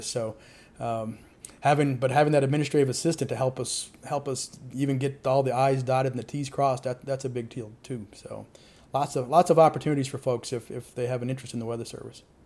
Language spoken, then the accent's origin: English; Murphysboro, Illinois, United States; also born or lived in St. Louis area; I'm from Murfreesboro, Illinois